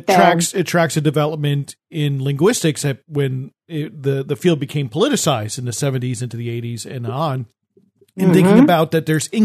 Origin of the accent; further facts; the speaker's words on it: New Jersey, United States; I grew up in New Jersey and I sort of studiously avoided trying to get the New Jersey accent. And instead, I have a different accent.